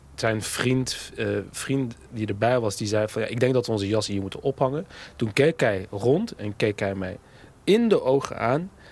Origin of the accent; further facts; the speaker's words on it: Netherlands; in die wijk waar ik opgroeide